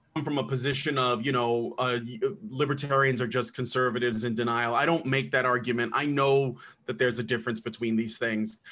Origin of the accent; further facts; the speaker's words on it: United States; also born or lived in Chicago, Illinois; now in Roanoke, United States; I'm from the United States